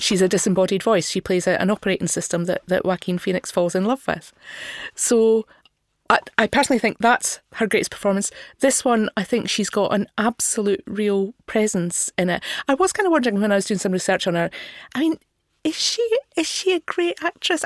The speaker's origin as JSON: {"language": "English", "region": "Scotland", "country": "United Kingdom", "said": "I had difficulty myself as a Scottish person. I'm not from Glasgow."}